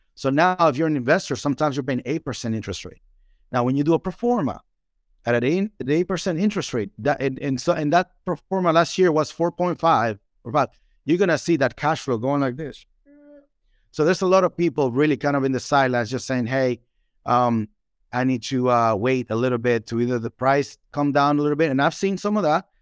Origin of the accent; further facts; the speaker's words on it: Dominican Republic; English is a second language; now in Nashville, United States; I'm from the Dominican Republic, beautiful country